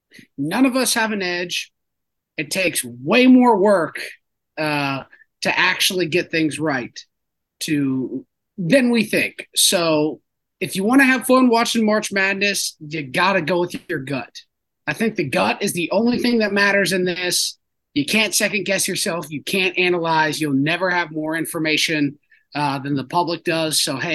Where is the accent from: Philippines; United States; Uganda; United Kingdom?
United States; Las Vegas, Nevada; I was born in Las Vegas.